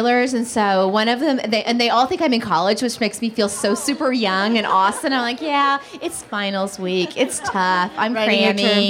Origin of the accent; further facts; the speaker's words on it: Oklahoma, United States; I grew up in Oklahoma